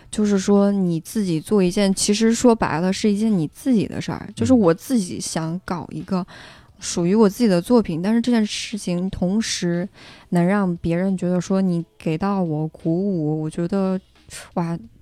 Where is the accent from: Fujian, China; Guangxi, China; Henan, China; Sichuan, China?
Sichuan, China; Ya'an; moved away as an adult; now in Beijing, China; 我在雅安，我们家